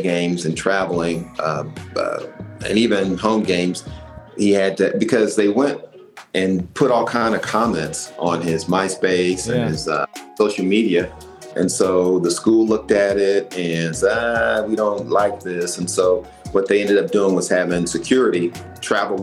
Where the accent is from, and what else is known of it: Indiana, United States